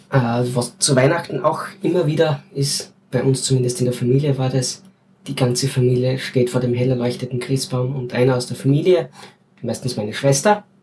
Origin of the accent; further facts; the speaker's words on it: Styria, Austria; Wir sind ja keine Wiener, wir sind Steirer. Zum Glück.